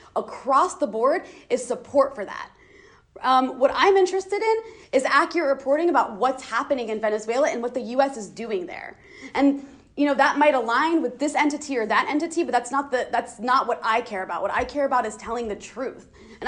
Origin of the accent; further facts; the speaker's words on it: United States; I am an American, right? So my priority and my responsibility is to challenge destructive policies of the government that I pay tax dollars to.